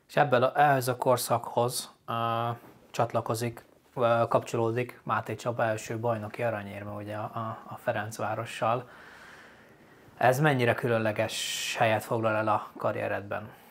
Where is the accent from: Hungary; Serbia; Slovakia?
Slovakia; Upper Hungary, Felvidék; felvidéki magyarként